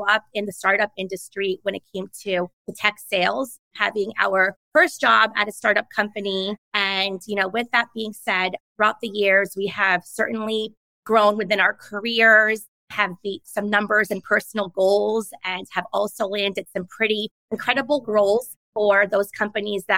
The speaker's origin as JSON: {"language": "English", "region": "New York", "country": "United States", "tie": "born or raised there", "said": "my parents struggled a lot and they worked 2 to 3 jobs just to put me and my sister through private school growing up in New York because our neighborhood was so rough"}